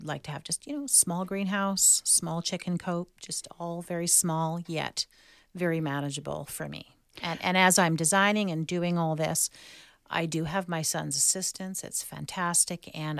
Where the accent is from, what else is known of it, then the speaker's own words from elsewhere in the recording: California, United States; And that's really real for me because I grew up in the Bay Area.